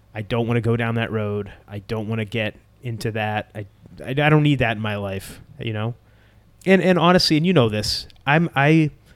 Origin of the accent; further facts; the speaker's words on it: Boston, Massachusetts, United States; When I was growing up, it was always a sold out Boston Garden